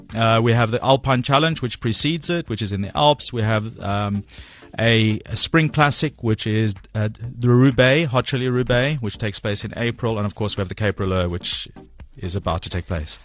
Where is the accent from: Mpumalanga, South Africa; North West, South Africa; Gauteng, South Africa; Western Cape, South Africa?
Western Cape, South Africa; Cape Town; moved away as an adult; now in London, United Kingdom; I grew up in Cape Town